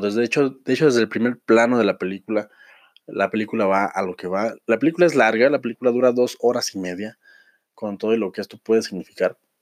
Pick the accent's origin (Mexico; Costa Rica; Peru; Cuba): Mexico; nosotros que somos mexicanos, que estamos en la República Mexicana